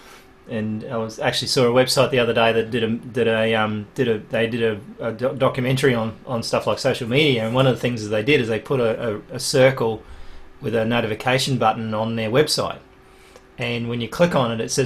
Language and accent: English; Australia; as an Australian